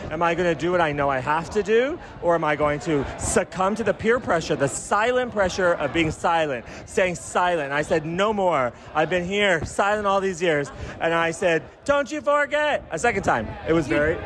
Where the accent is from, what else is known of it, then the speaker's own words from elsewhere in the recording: Albuquerque, New Mexico, United States; we're both from Albuquerque. We were both in Albuquerque